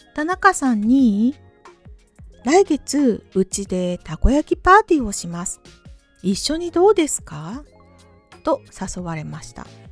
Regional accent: Japan; 日本人の私でも同じです

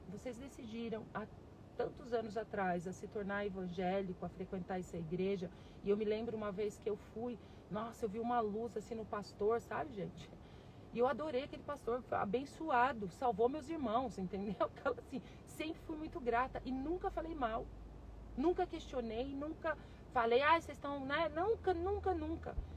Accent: Varginha, Minas Gerais, Brazil; also born or lived in Passos; Eu sou de Varginha, Minas Gerais. Eu moro aqui, eu morei aqui, né? Eu cheguei em Varginha com 5 anos de idade. Eu nasci em Passos, Minas Gerais, né?

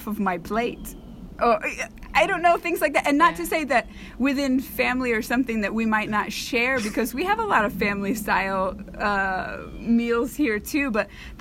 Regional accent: Oklahoma, United States; I'm from Oklahoma, right? And so my family, and maybe not so much my generation, but my parents and my grandparents have, you know, pretty strong country accents

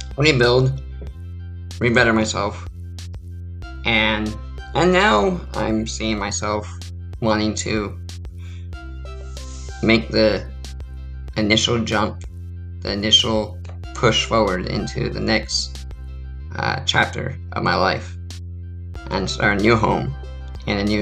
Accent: San Diego, California, United States; moved away as an adult; also born or lived in Ramona, California / Ohio / Maine; I grew up in San Diego, California my whole life

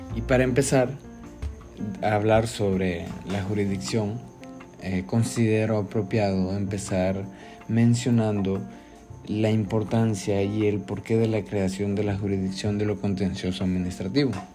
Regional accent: Honduras

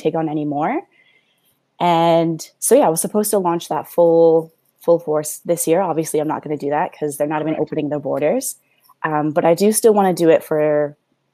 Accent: Mississauga, Ontario, Canada; I'm from Ontario, originally from Mississauga

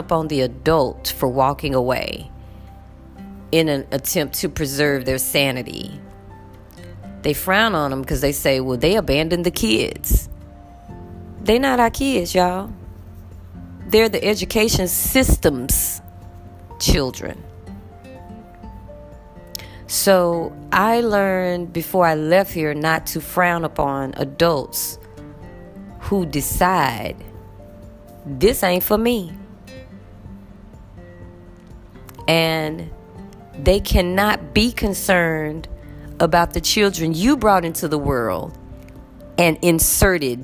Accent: United States; I am American

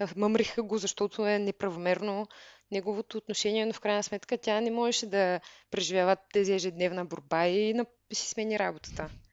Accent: Veliko Tarnovo, Veliko Tarnovo Province, Bulgaria; moved away as an adult; also born or lived in Germany; по принцип съм от Велико Търново, като там учих

